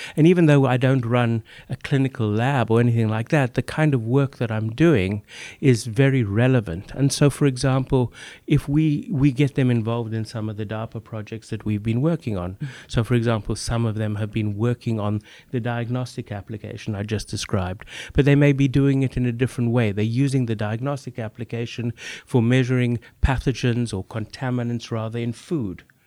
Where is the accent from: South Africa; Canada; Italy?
South Africa; moved away as an adult; also born or lived in Namibia / London, United Kingdom; now in Boston, United States; growing up in Africa. I grew up further in Namibia, Southwest Africa